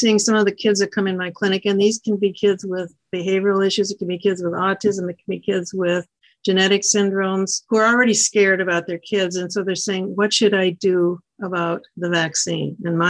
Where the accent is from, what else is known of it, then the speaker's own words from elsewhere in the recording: Iowa, United States; from Iowa. I work out of Ottumwa.